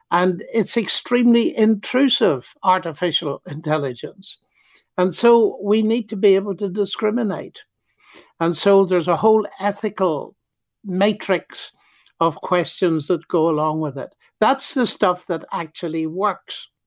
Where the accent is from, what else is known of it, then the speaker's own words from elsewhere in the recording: Ireland; Well, I can't see round corners, even though I'm an Irishman.